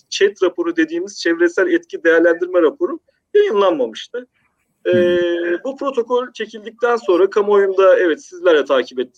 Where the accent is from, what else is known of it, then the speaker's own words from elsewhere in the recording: Maltepe, Istanbul, Turkey; born there; E, İstanbul Maltepe doğumluyum.